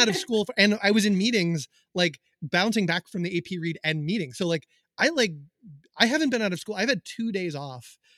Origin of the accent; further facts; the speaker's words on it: Hendersonville, North Carolina, United States; moved away; I grew up in Hendersonville